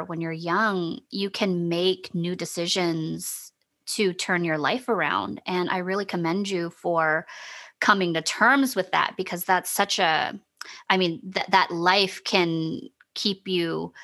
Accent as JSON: {"language": "English", "region": "the South", "country": "United States", "said": "I'm from the South also"}